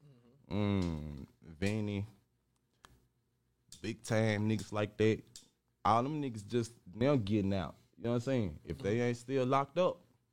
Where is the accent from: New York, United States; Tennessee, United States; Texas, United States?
Tennessee, United States; Chattanooga; From Chattanooga, Tennessee, you know. But Chet, I was raised in Chet.